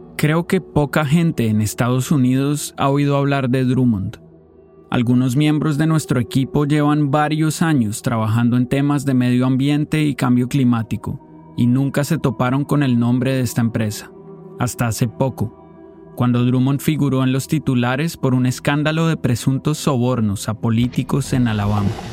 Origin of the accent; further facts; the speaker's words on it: Colombia; Yo crecí en Colombia, donde esta música es bien popular